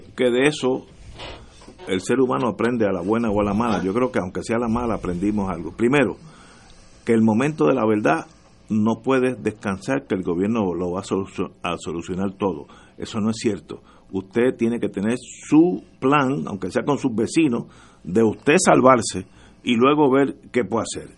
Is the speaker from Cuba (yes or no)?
no; Puerto Rico